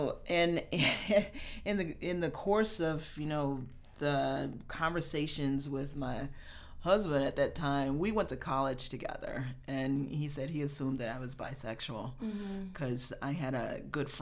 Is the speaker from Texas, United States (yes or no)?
no; Kansas City, Missouri, United States; moved away as an adult; now in Chicago, United States; I was born and raised in Kansas City, Missouri.